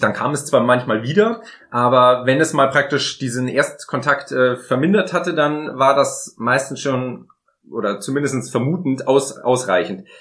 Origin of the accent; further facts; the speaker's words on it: Munich, Bavaria, Germany; in meiner Heimatstadt in München den Marienplatz